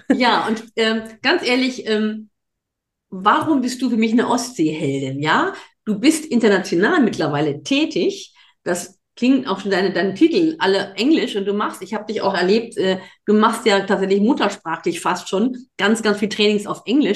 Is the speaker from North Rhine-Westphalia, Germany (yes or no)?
yes; North Rhine-Westphalia, Germany; now in Mecklenburg-Vorpommern, Germany; Ich komme aus dem, aus dem Rheinland, so auf Köln